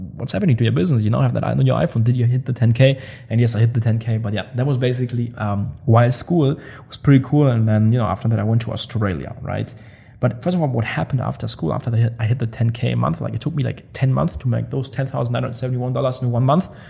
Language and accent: English; Germany; moved away as an adult; now in Dubai, United Arab Emirates; I love the people from my hometown. I'm still like so close with all the buddies. Um, they they visit me here in Dubai. We go on trips together. When I'm in Germany, I always hang around with them